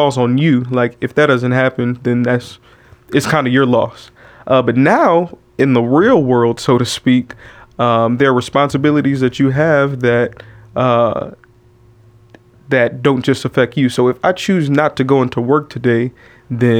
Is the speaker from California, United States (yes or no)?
yes; Oakland, California, United States; moved away as an adult; also born or lived in San Francisco, California; Born in San Francisco, but raised in Oakland.